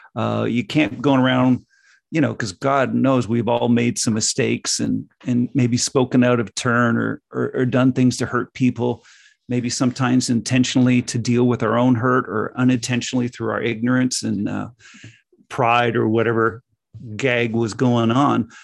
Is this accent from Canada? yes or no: yes; Canada; growing up in North America